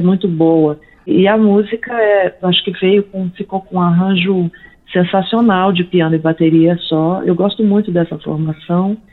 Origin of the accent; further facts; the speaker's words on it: Brasília, Federal District, Brazil; also born or lived in São Paulo / New York; now in Brasília, Brazil; Eu sou de Brasília originalmente